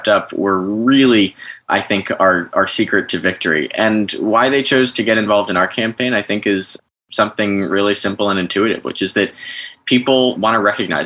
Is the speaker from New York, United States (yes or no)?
no; Westport, Connecticut, United States; my hometown of Westport, Connecticut